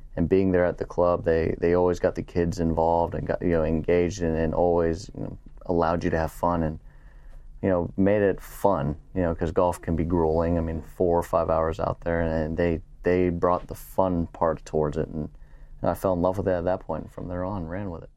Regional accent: San Antonio, Texas, United States; also born or lived in Pittsburgh / Louisiana; now in Houston, United States; I'm a Texan. I, you know, I was born in San Antonio, even though we moved out to Pittsburgh, I was, we were back in San Antonio and, and now living in Houston

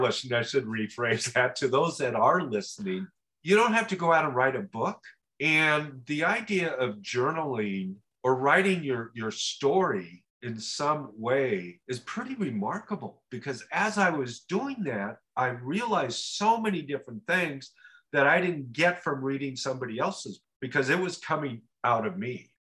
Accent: Oregon, United States; I was this guy from Oregon

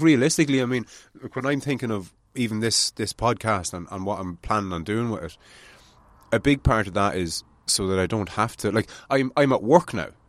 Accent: Ireland; as Irish people

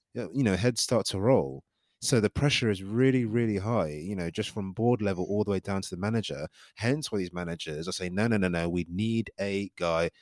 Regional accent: Nigeria; I'm Nigerian

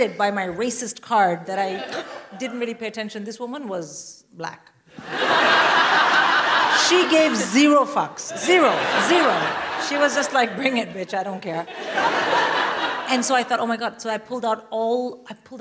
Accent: India; I'm Indian

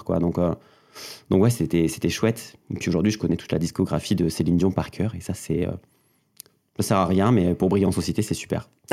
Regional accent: Mauvezin, Occitania, France; j'ai grandi dans le Gers, un, un, petit département pas loin de Toulouse

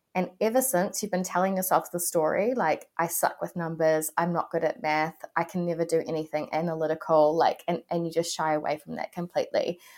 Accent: New Zealand; I am a New Zealander

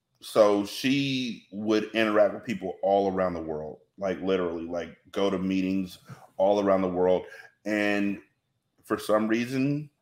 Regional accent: California, United States; born there; also born or lived in Washington; My mom, even though I was born here in California, we spent a lot of time in Washington where it rained all the time.

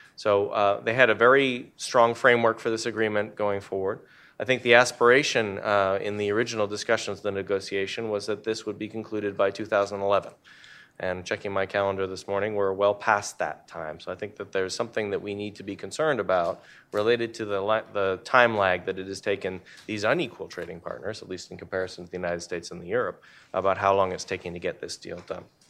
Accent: Canada; moved away; Canada. uh, my home country

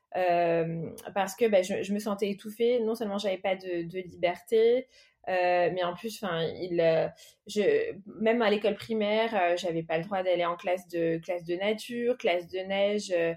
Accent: Paris, Île-de-France, France; moved away; also born or lived in Melgaço, Portugal; je suis née à Paris, donc en 1977. mes deux parents sont portugais.

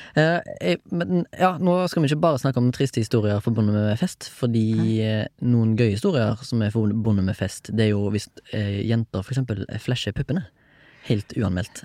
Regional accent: Haugesund, Rogaland, Norway; jeg er jo fra Haugesund

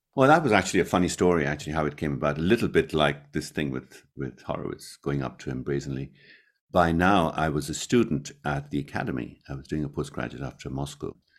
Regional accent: Mumbai, Maharashtra, India; now in Scotland, United Kingdom; in my hometown, we did two concerts in Mumbai, which, which was incredible, because that's where I was born and brought up

